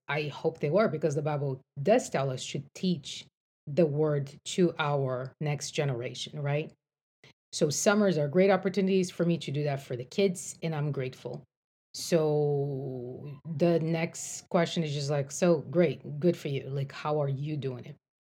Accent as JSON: {"language": "English", "country": "Brazil", "tie": "born or raised there", "moved": "as an adult", "lives_now": "United States", "said": "I grew up in Brazil. I came to the States to go to college"}